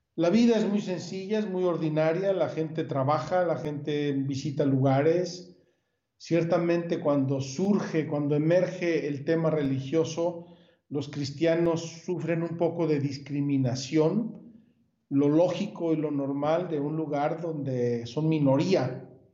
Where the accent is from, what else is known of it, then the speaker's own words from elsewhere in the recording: Puebla, Mexico; moved away as an adult; also born or lived in Jerusalem; now in Magdala, Israel; soy de Puebla originalmente